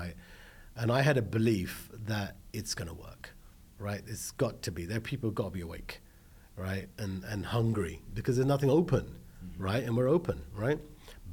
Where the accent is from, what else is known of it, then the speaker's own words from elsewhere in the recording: London, United Kingdom; moved away as an adult; now in Los Angeles, United States; I was born in London, you know, I had one elder brother. Mum and dad were running a restaurant in the UK, in London, in Holborn